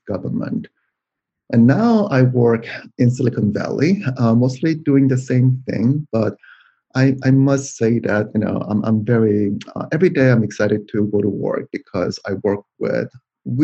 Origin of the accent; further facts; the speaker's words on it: South Korea; moved away as an adult; now in United States; I was born in South Korea, and I came to the United States to go to graduate school